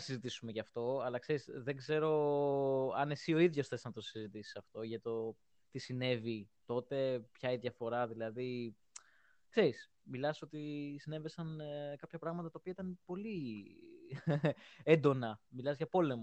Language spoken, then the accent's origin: Greek; Greece; είμαι από Ελλάδα